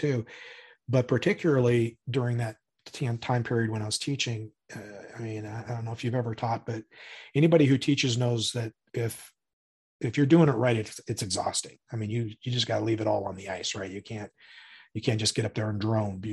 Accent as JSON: {"language": "English", "town": "Spokane", "region": "Washington", "country": "United States", "tie": "born or raised there", "also_born_or_lived": "California", "said": "back up in Spokane where I'm from"}